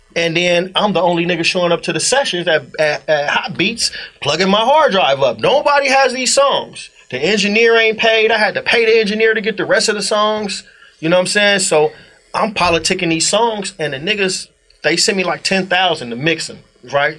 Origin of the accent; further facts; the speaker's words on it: Inglewood, California, United States; I'm from Inglewood